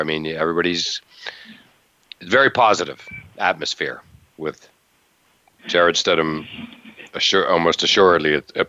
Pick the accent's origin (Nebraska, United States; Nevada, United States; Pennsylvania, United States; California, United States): Pennsylvania, United States; Western; moved away; Growing up in Western PA, that wasn't all that far, only 3 hours north of Washington, D.C.